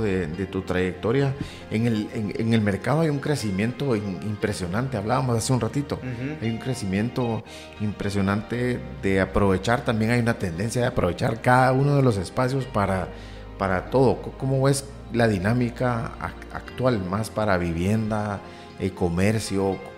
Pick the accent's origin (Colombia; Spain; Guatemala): Guatemala; somos chapines todos